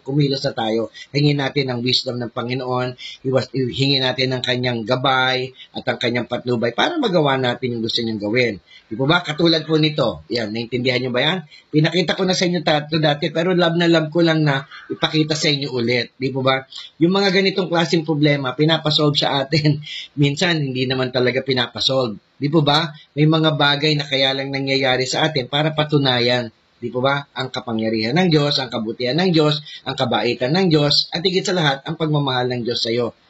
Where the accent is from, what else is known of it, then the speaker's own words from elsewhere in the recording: Philippines; tayong mga Pinoy